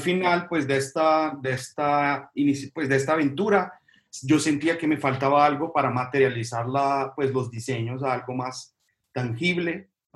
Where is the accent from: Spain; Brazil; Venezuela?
Brazil; now in Colombia; yo soy brasileño